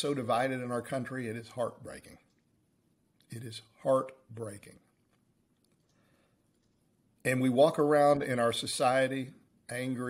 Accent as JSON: {"language": "English", "country": "United States", "said": "we are all American"}